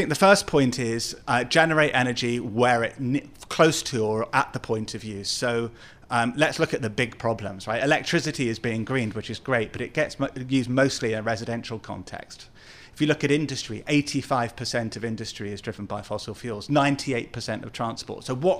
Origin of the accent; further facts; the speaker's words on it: London, United Kingdom; like my hometown of London, because of the cars, taxis, and buses.